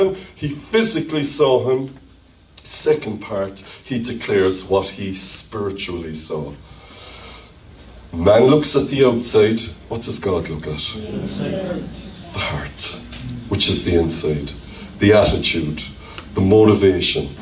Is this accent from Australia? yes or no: no; Ireland; accent: Irish; my Irish accent